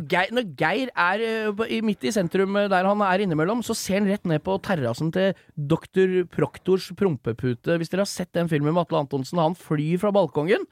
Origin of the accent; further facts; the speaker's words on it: Lillesand, Agder, Norway; Jeg er fra Lillesand